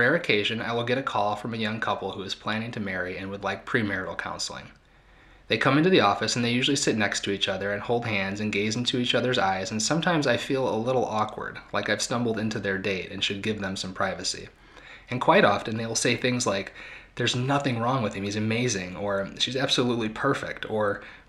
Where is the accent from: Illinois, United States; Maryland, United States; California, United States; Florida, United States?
Illinois, United States; Ronald Reagan's hometown; I was raised in Ronald Reagan's hometown